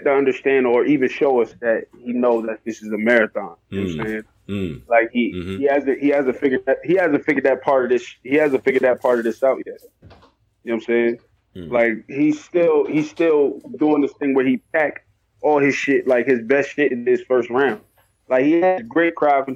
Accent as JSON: {"language": "English", "region": "New York", "country": "United States", "said": "I'm from New York"}